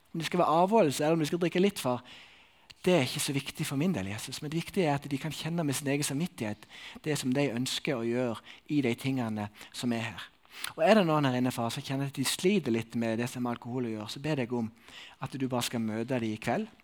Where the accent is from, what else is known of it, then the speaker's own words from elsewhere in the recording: Sokndal, Rogaland, Norway; moved away; i Sokndal, der jeg kommer ifra.